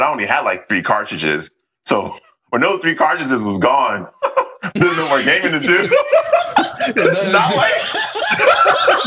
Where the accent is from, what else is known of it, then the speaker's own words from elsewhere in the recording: New York, United States; moved away as an adult; now in Los Angeles, United States; I'm from the South Bronx